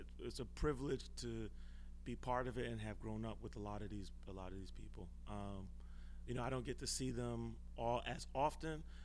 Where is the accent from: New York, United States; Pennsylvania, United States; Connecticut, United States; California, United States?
New York, United States; New York City; born and raised from the Bronx